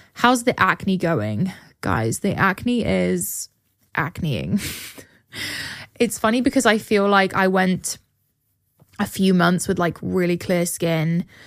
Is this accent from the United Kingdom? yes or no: yes; England, United Kingdom; now in Austin, United States; my school that I grew up going to in England